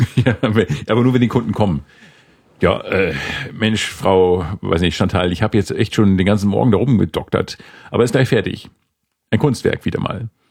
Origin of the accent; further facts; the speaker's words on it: Northern Germany, Germany; moved away; also born or lived in Bavaria; bei uns im Norden